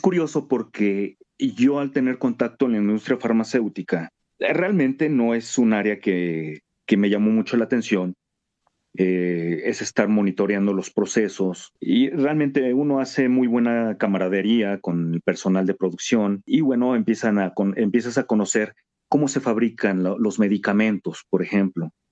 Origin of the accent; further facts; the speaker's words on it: Mexico City, Mexico; México, Distrito Federal, ahora Ciudad de México